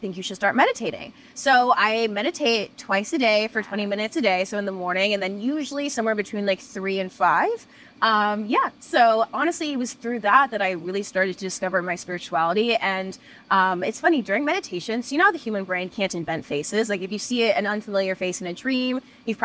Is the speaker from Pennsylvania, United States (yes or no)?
no; New York City, New York, United States; I'm a born and bred New Yorker. I grew up in Brooklyn